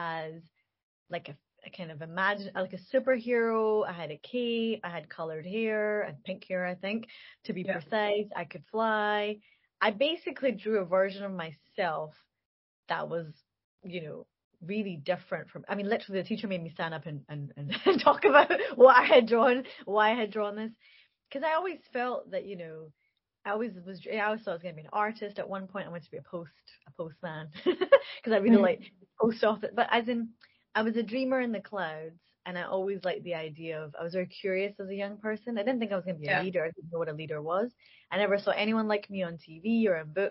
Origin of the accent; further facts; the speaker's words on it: Glasgow, Scotland, United Kingdom; a young woman from Glasgow